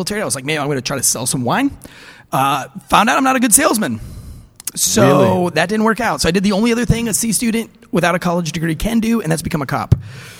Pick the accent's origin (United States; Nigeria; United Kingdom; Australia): United States; St. Augustine, Florida; now in Clayton, United States; I'm from St. Augustine, Florida.